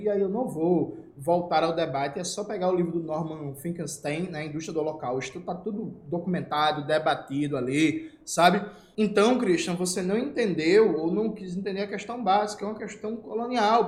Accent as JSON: {"language": "Portuguese", "region": "Northeast Region", "country": "Brazil", "tie": "born or raised there", "said": "Eu saí a primeira vez do Nordeste brasileiro em 2015, eu tinha 25 anos"}